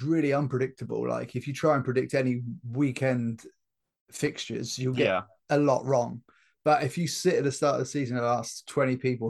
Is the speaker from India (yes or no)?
no; Liverpool, North West England, United Kingdom; That's because I'm from Liverpool.